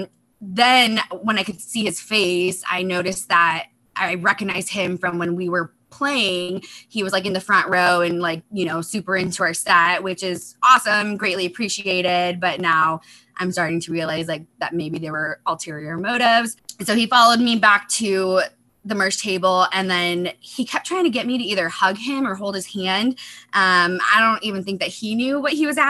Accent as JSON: {"language": "English", "town": "Chicago", "region": "Illinois", "country": "United States", "tie": "born or raised there", "moved": "as an adult", "lives_now": "Seattle, United States", "said": "I grew up in the Chicago area"}